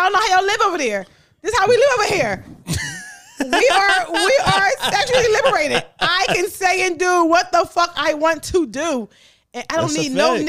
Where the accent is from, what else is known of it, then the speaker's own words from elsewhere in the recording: Philadelphia, Pennsylvania, United States; I'm from North Philly.